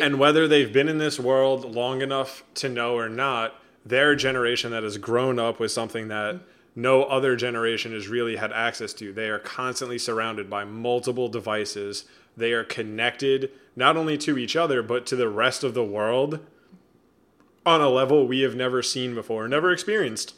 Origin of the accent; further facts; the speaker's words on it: United States; I'm an American